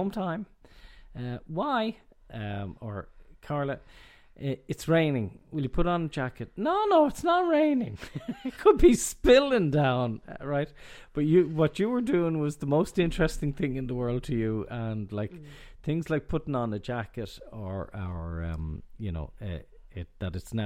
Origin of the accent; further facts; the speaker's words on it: Ireland; So we being Irish and you're abroad